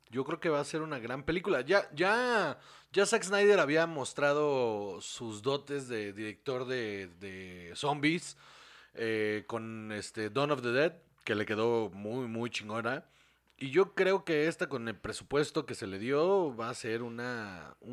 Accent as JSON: {"language": "Spanish", "country": "Mexico"}